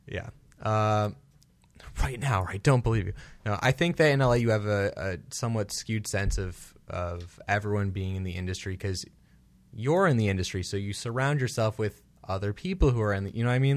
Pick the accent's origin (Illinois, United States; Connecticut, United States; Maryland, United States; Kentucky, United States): Illinois, United States; Chicago; now in Los Angeles, United States; we're both from Chicago